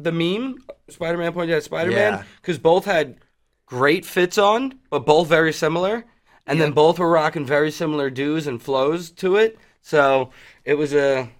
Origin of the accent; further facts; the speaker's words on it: Long Island, New York, United States; if anybody knows anything about … they know I'm from Strong Island.